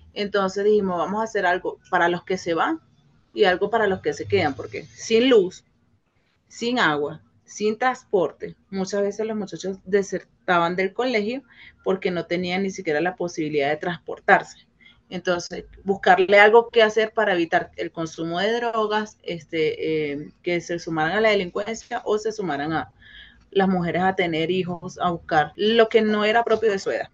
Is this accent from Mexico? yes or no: no; Venezuela; now in Colombia; como venezolano